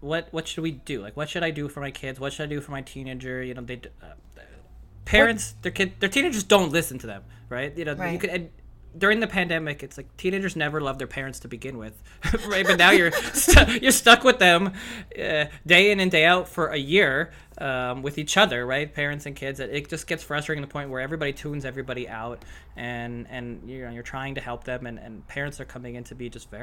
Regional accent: Canada; I'm Canadian

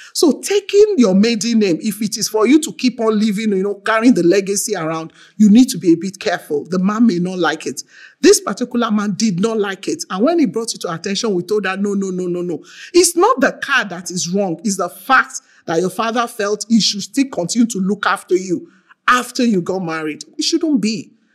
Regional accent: Nigeria; I'm from Nigeria

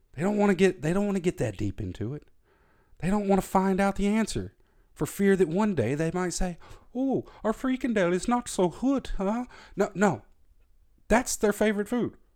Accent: the South, United States; moved away as an adult; now in Germany; I grew up in the South, in America.

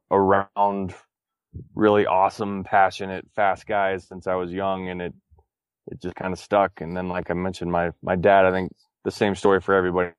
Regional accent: Texas, United States; I grew up in Texas

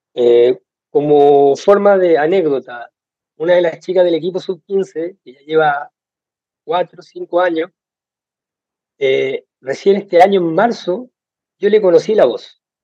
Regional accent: Iquique, Tarapacá, Chile; acá de Iquique, en el norte de Chile

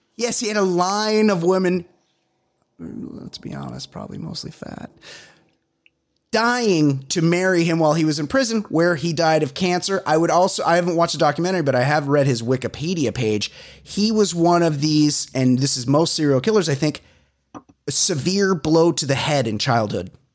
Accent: Costa Mesa, California, United States; I grew up in Costa Mesa

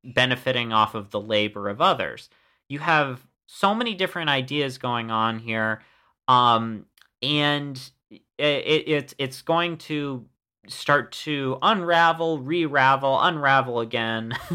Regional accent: United States; as an American

